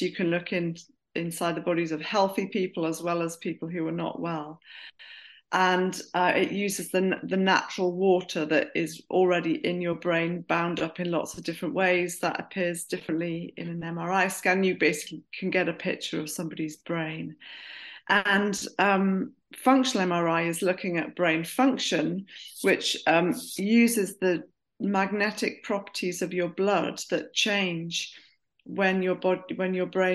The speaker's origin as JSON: {"language": "English", "town": "Durham", "region": "North East England", "country": "United Kingdom", "tie": "born or raised there", "also_born_or_lived": "Bristol", "moved": "as an adult", "said": "I grew up in Durham. I went to a comprehensive school in Durham."}